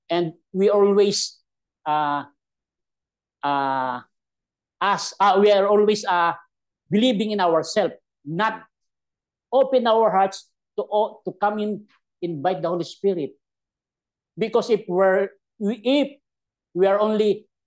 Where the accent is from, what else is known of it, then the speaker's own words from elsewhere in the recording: Philippines; English is a second language; as a Filipino